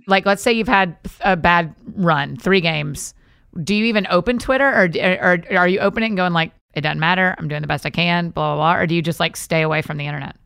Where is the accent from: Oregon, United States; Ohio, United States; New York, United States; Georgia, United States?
Georgia, United States; outside of Atlanta; now in Nashville, United States; I was born and raised outside of Atlanta, Georgia